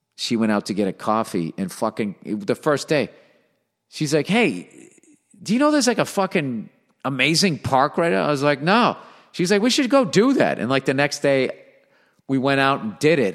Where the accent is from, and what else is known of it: Boston, Massachusetts, United States; accent: Boston; moved away as an adult; now in Los Angeles, United States